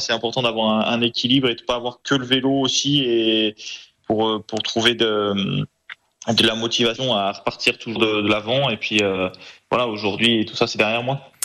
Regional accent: Trièves, Auvergne-Rhône-Alpes, France; also born or lived in Grenoble; le Trièvre, voilà, c'est là où vivent mes parents, là où j'ai grandi

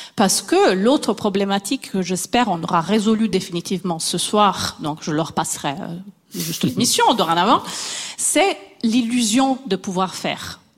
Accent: Italy; moved away; Je suis italienne

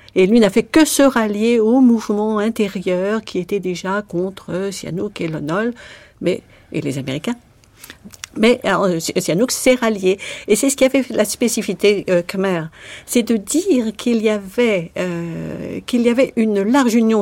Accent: France; moved away as an adult; also born or lived in Phnom Penh, Cambodia; en tant que Française

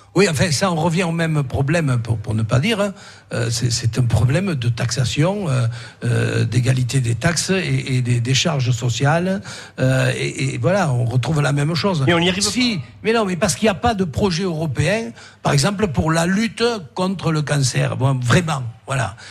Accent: Bourg-Madame, Occitania, France; nous, à Bourg-Madame, moi je suis de Bourg-Madame

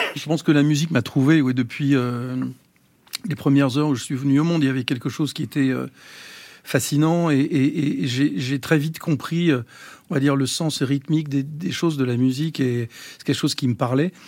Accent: Los Angeles, California, United States; moved away; j'ai grandi aux États-Unis, j'ai appris la musique euh, là-bas.

